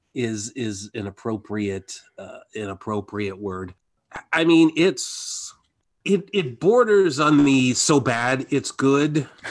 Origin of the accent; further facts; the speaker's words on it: Midwest, United States; we were much nicer in the Midwest